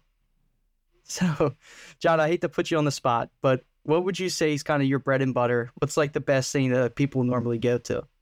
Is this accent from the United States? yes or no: yes; Delaware County, Pennsylvania, United States; I grew up in Delco